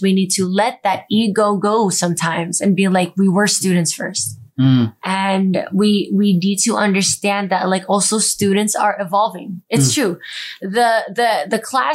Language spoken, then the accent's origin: English; United States; I'm a Filipino American, 5'2" girl